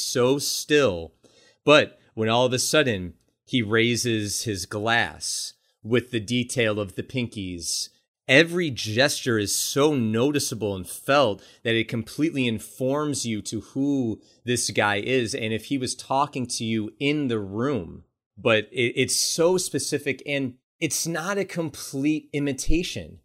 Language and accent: English; Buffalo, New York, United States; Buffalo, New York, my hometown